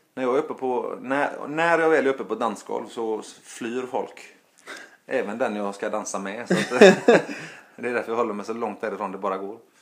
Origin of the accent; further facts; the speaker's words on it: Gothenburg, Västra Götaland, Sweden; also born or lived in Stockholm; hemma i Göteborg